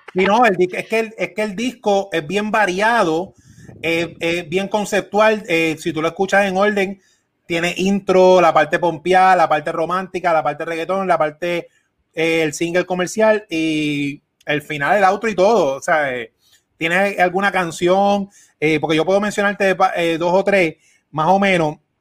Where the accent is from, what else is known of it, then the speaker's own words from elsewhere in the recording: Puerto Rico; Mar y yo somos dos puertorriqueños, yo aquí en Puerto Rico